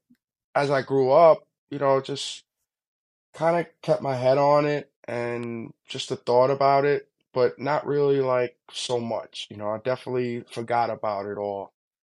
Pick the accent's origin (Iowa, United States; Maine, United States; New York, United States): New York, United States; Hempstead; I grew up in Long Island. Hempstead, Long Island, to be exact